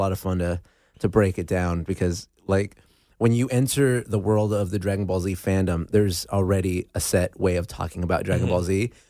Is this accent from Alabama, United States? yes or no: no; Azusa, California, United States; now in Los Angeles, United States; Azusa, West Covina area. Yeah, the San Gabriel Valley is my hometown. And but then I moved to L.A. about, you know, like L.A. proper about four or five years ago.